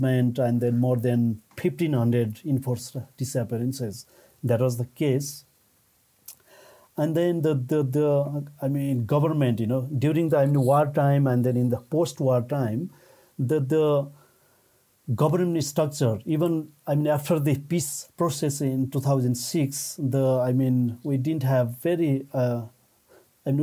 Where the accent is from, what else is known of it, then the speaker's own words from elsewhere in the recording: Nepal; I'm from Nepal